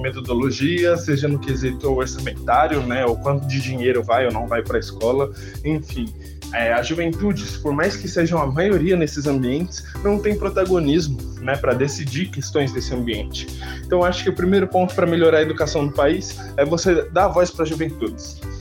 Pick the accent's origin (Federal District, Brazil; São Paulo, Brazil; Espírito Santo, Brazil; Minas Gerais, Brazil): São Paulo, Brazil; Diadema; also born or lived in Capão Redondo, São Paulo; meu quintal é Diadema, no ABC Paulista. É, eu sou nascido do Capão Redondo, zona sul da cidade de São Paulo, mas me mudei bem cedo para Diadema. É, eu moro ainda no lugar que eu cresci